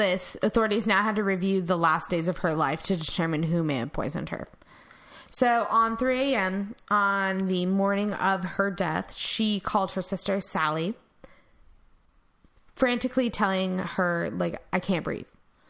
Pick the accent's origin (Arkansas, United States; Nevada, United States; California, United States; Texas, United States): Texas, United States; I'm Texan.